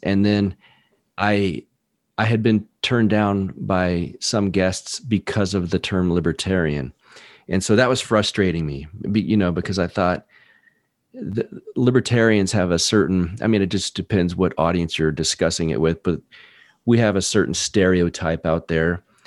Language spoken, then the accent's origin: English; Texas, United States; also born or lived in California; I was born in Texas, uh, grew up a little bit here, and then moved to California for a few years when I was young, and then back to Texas